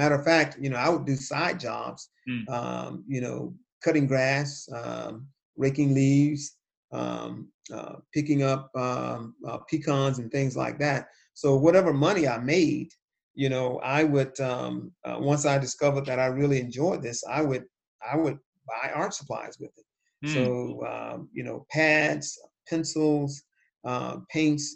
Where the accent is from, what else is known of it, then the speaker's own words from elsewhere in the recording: Cuthbert, Georgia, United States; the town that I grew up in, which was a small town in southwest Georgia called Cuthbert